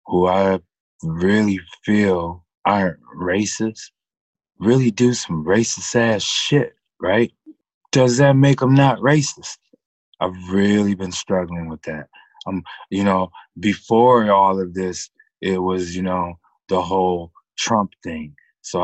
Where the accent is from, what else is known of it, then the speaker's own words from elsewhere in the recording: Pontiac, Michigan, United States; I was born in Pontiac, Michigan. I'm still in the metro Detroit area right now.